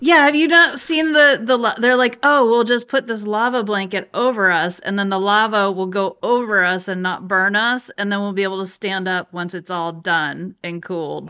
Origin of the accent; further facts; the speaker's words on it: San Francisco, California, United States; I grew up in San Francisco